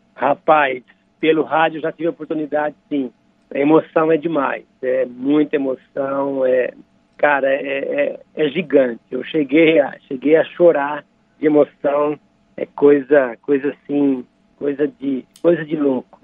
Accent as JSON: {"language": "Portuguese", "town": "Dracena", "region": "São Paulo", "country": "Brazil", "tie": "born or raised there", "said": "Somos de Dracena lá, da, da terra de Dracena. Eu também nasci em Dracena, sou dracenense."}